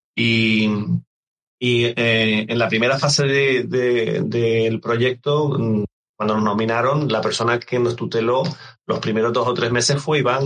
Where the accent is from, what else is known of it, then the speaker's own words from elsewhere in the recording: Canary Islands, Spain; yo soy canario